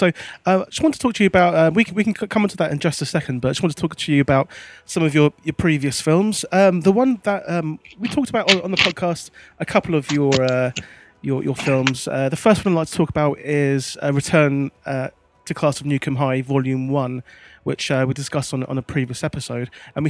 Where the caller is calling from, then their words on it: London, United Kingdom; I'm in London.